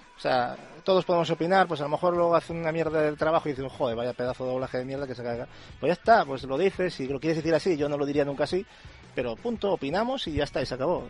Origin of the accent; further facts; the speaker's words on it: Spain; aquí en España, yo como, como español que soy